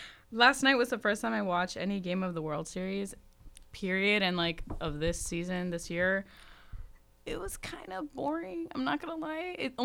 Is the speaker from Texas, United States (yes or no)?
yes; El Paso, Texas, United States; I'm from El Paso.